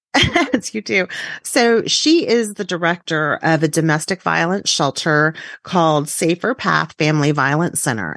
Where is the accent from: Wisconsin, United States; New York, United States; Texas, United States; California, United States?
Texas, United States; as a Texan